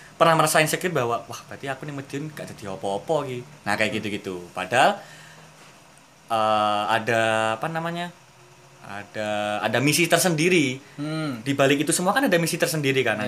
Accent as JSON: {"language": "Indonesian", "region": "East Java", "country": "Indonesia", "said": "kita orang Jawa Timur"}